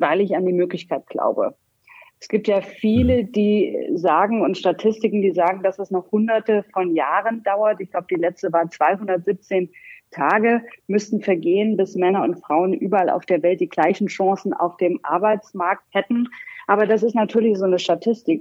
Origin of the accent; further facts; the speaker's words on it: Heilbad Heiligenstadt, Thuringia, Germany; moved away as an adult; also born or lived in Göttingen / Los Angeles; now in Rhein-Main area, Germany; ich komme aus dem geografischen Mittelpunkt Deutschlands. Laut Geografischem Institut der Universität Köln ist das eine wunderbare kleine Stadt, Heilbad heiligenstadt in Thüringen